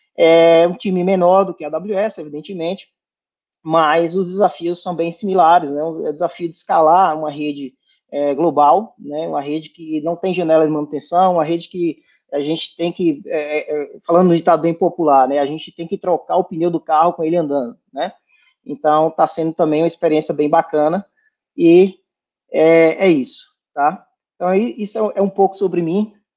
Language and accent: Portuguese; Irecê, Bahia, Brazil; moved away; eu sou de Irecê, na Bahia, né, interior da Bahia